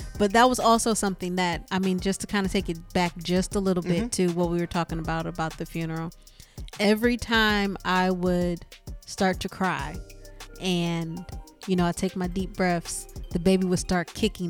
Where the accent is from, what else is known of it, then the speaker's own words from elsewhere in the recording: Michigan, United States; moved away as an adult; now in Texas, United States; We're from Michigan.